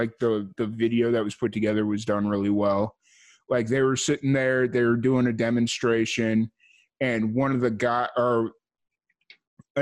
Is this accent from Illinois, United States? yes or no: yes; Chicago Heights, Illinois, United States; I grew up in this area called Chicago Heights, which is like, it's a working class community